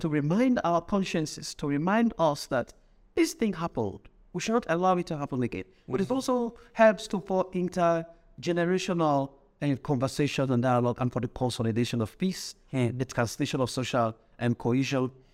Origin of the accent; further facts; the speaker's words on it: Kenema, Eastern Province, Sierra Leone; I grew up in Kedema, which is the southeast